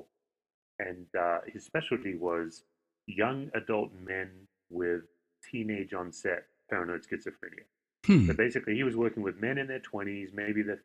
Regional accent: Western Australia, Australia; moved away as an adult; also born or lived in Las Vegas; now in United States; I grew up in Western Australia

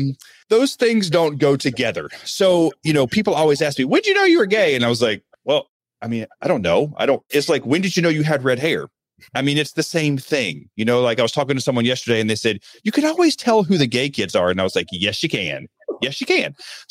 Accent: Alabama, United States; But when I grew up in the Deep South, and I mean like small town farm, Alabama, I was born in 1976. So like, I know it might not look that old, but I've been around for like a hot minute. And I grew up very religious, so Southern Baptist.

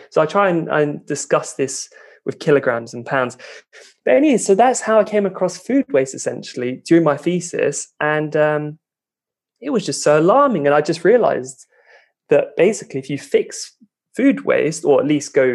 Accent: London, United Kingdom; moved away as an adult; also born or lived in Edinburgh, Scotland; now in Denmark; I grew up in London, just in the suburbs

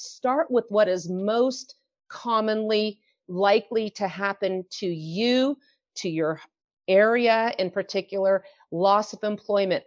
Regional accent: San Francisco, California, United States; moved away as an adult; now in Utah, United States; I was born and raised in San Francisco

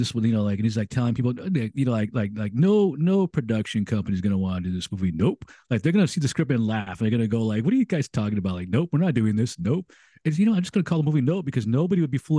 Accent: United States; I'm an American

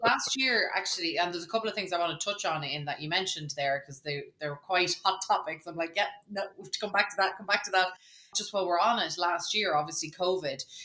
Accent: Ireland; when I was 15, and as most Irish, you know, teenagers had to do, you had to get out and get a job

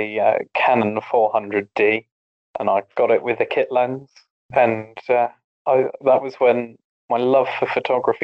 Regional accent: Cornwall, South West England, United Kingdom; I'm a photographer from Cornwall in England.

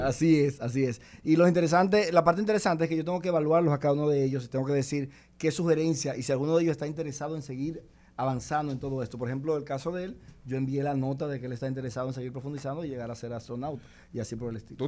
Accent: San Cristóbal, Dominican Republic; soy de San Cristóbal, de Vieja Norte, que ahí nací en una casa de piso de tierra

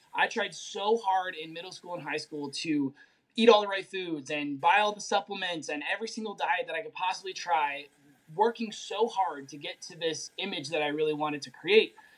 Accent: Durango, Colorado, United States; I am from Durango, Colorado

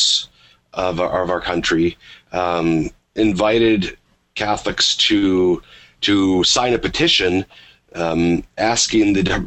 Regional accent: Minnesota, United States; I'm from Minnesota. I lived for several years in Minneapolis

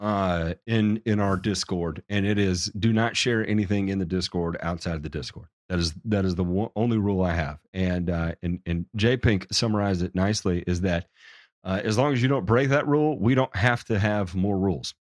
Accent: Memphis, Tennessee, United States; I'm from Memphis. Uh, I was, I was raised in Memphis

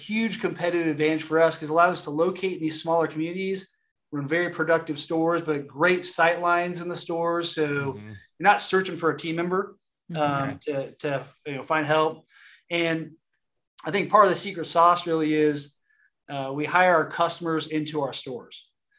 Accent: California, United States; I grew up in Southern California, and when I came to work for Tractor Supply, my family was like, you're going to go sell tractors.

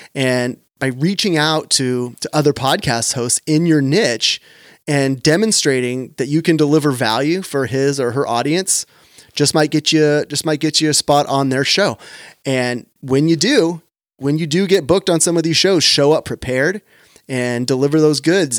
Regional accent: Sacramento, California, United States; right here in my hometown of Sacramento

